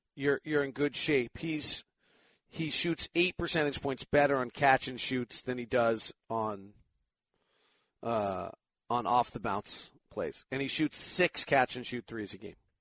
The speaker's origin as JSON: {"language": "English", "town": "Menlo Park", "region": "California", "country": "United States", "tie": "born or raised there", "said": "Menlo Park, which is exactly where I grew up"}